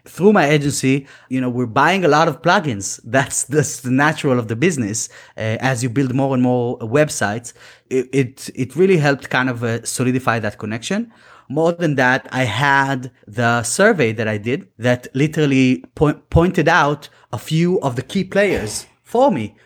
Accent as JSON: {"language": "English", "country": "Israel", "second_language": "English", "moved": "yes", "said": "we're both from Israel originally"}